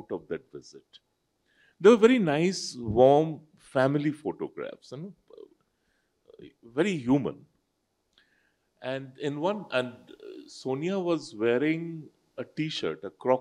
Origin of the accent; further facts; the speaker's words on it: Jamshedpur, Jharkhand, India; English is a second language; I am a Dehati from Jamshedpur